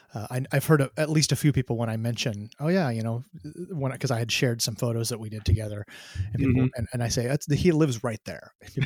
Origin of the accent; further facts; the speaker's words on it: Oregon, United States; I grew up in Southern Oregon on the coast, and my mom and my stepdad still live in Coos Bay